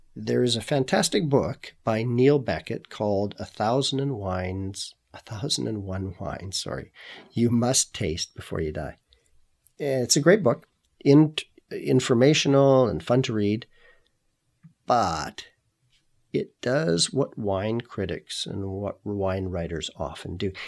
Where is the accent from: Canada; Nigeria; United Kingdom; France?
Canada; also born or lived in Kelowna, British Columbia; I'm Canadian. I now live and work in Kelowna